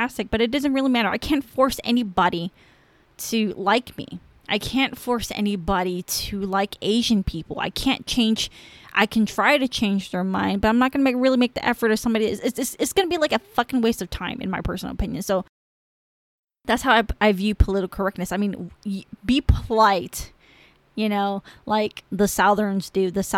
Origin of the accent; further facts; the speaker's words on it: Cambodia; first language Khmer; English is a second language; now in United States; I'm Cambodian